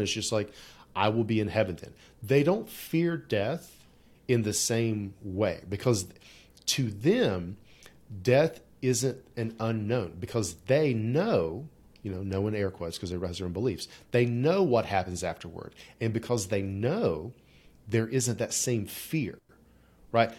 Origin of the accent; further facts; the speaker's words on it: West Virginia, United States; I grew up in, like, you know, Southern Baptist-ish, you know, upbringing in rural Appalachia